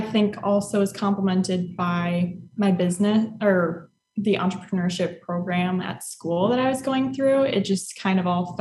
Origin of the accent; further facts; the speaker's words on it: Platteville, Wisconsin, United States; moved away as an adult; also born or lived in Eau Claire, Wisconsin; now in Austin, United States; I grew up in Platteville, which is a small town in southwest Wisconsin